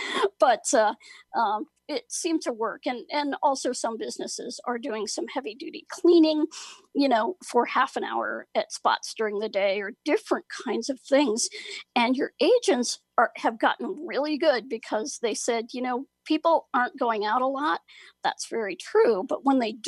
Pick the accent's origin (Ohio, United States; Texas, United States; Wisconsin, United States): Ohio, United States; the county where I grew up in Ohio